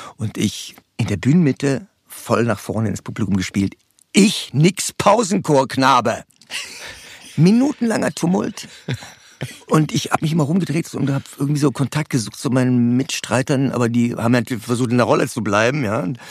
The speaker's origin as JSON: {"language": "German", "area": "Cologne / Ruhr area", "region": "North Rhine-Westphalia", "country": "Germany", "tie": "born or raised there", "also_born_or_lived": "Dortmund / Potsdam", "moved": "as an adult", "lives_now": "Berlin, Germany", "said": "in Köln-Ruhrgebiet in der Umgebung gelandet. Und da bin ich auch aufgewachsen"}